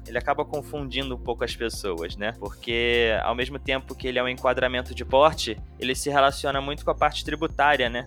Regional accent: Rio de Janeiro, Brazil; como eu sou do Rio, eu falo M

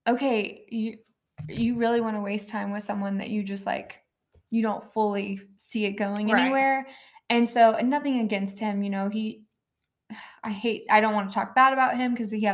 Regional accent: Republic, Missouri, United States; I grew up in Republic, Missouri, the huge town

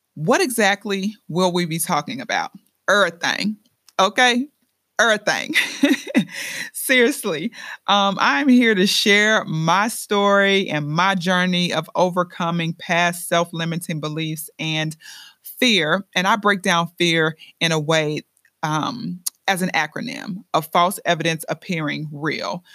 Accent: Chicago, Illinois, United States; now in Lehigh Valley, Pennsylvania, United States; I'm originally from the Windy City, Chi Town

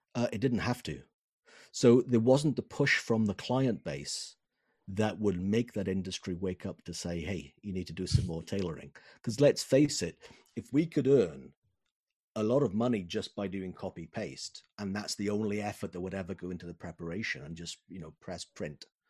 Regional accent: Wales, United Kingdom; Wales, the country of my birth, the country of my heart

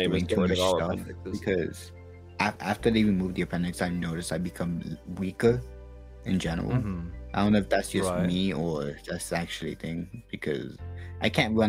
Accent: Puerto Rico; first language Spanish; English is a second language; also born or lived in Fort Bragg, North Carolina; now in United States; after 3 months, I moved to Puerto Rico, you know, to get raised there.

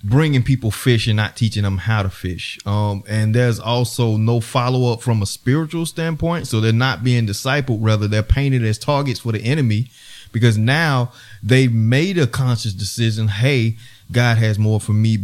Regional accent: Spartanburg, South Carolina, United States; I'm from Spartanburg, South Carolina

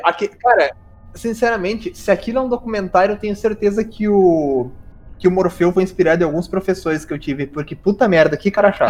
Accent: South Region, Brazil; eu que sou do Sul

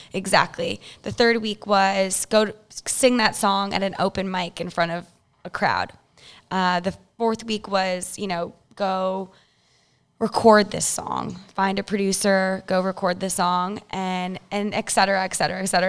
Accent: Chicago, Illinois, United States; I'm from Illinois, Chicago

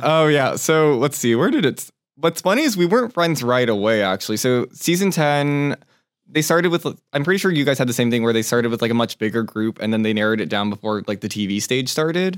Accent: Torrance, California, United States; also born or lived in Taipei, Taiwan; So, I was born in Taipei, Taiwan, when, and then when I was one, we moved over to Torrance, California, where I spent a, probably, like, fifteen years of my life

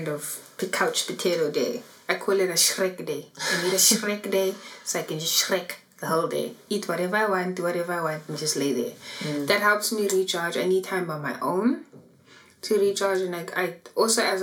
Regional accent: Johannesburg, Gauteng, South Africa; so I am from Annadel

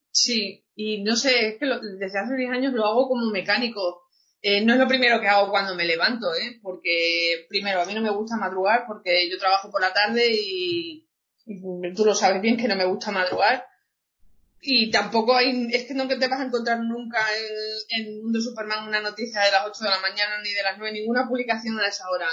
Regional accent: Cáceres, Extremadura, Spain; soy de Cáceres de Extremadura

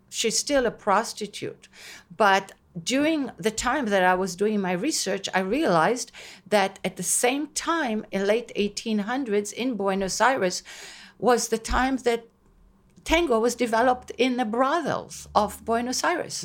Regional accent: Israel; first language Hebrew; English is a second language; moved away as an adult; now in Long Island, United States; growing up in Israel

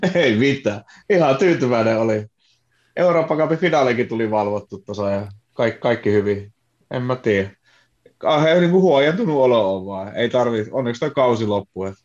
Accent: Kajaani, Kainuu, Finland; now in Helsinki, Finland; mä oon Kajaanista

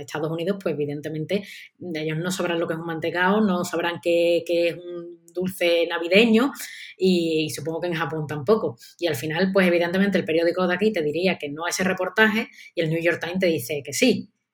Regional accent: Seville, Andalusia, Spain; yo también soy de Sevilla

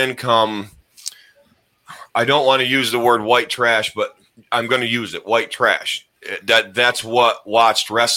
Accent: the North, Northern United States, United States; I'm from the North

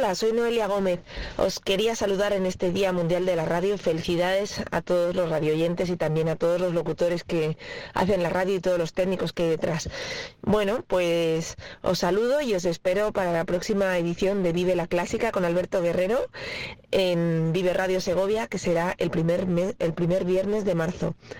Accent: France; now in Spain; Yo que soy francesa

